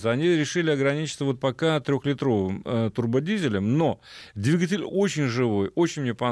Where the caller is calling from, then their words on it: Stavropol, Stavropol Krai, Russia; город Ставрополь